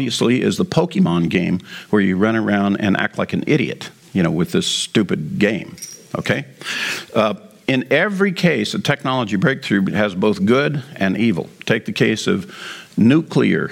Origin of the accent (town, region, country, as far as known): United States